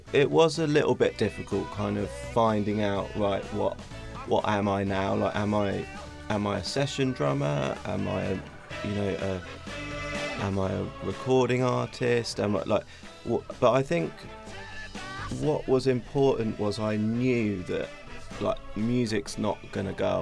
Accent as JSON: {"language": "English", "town": "Battle", "region": "South East England", "country": "United Kingdom", "tie": "born or raised there", "moved": "as an adult", "lives_now": "London, United Kingdom", "said": "I grew up in a little town called Battle, which is near Hastings"}